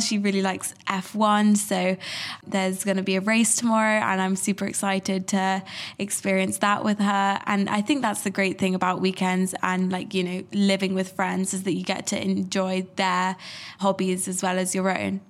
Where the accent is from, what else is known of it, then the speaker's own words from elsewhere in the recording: London, United Kingdom; I'm from London